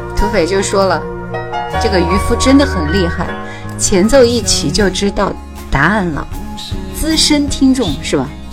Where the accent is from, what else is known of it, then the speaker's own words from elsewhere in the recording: Hubei, China; 所有人都知道我是湖北的